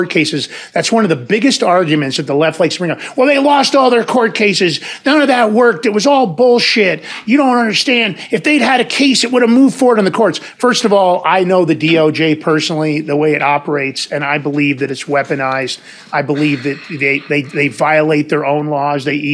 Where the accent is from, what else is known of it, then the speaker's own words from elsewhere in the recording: New York, United States; moved away; also born or lived in San Francisco; I was from New York.